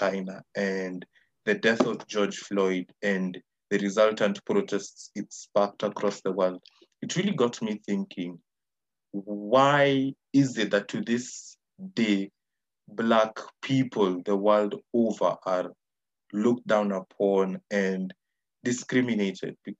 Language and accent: English; Kenya; if I go there simply as a Kenyan